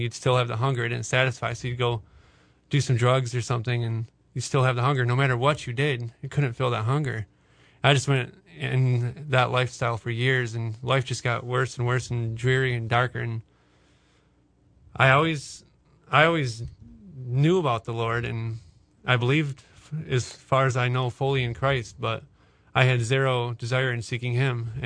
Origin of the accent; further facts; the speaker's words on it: Cedar Springs, Michigan, United States; I grew up in Cedar Springs, Michigan, just north of Grand Rapids